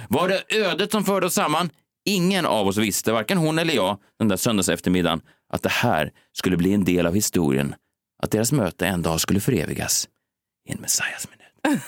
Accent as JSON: {"language": "Swedish", "country": "Sweden", "said": "det som vi svenskar saknar"}